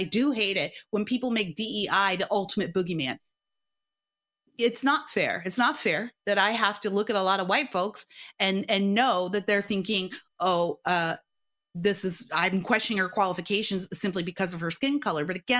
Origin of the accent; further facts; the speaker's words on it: California, United States; I'm a housewife from Southern California.